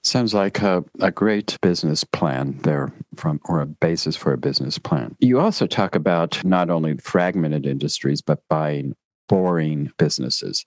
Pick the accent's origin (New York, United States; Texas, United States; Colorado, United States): Colorado, United States; Durango; I grew up in Durango, Colorado